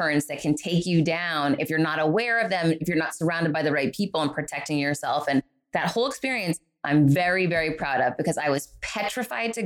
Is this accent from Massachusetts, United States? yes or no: yes; Worcester, Massachusetts, United States; moved away; I grew up in Worcester, Massachusetts, poor.